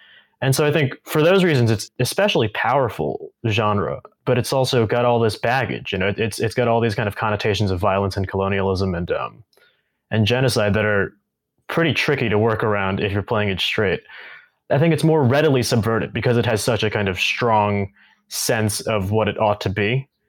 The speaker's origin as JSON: {"language": "English", "region": "New York", "country": "United States", "tie": "born or raised there", "also_born_or_lived": "California", "moved": "as an adult", "said": "I grew up in New York, and I didn't come to California for real until college. Actually, I have been saying that I never came to the West until I went to college."}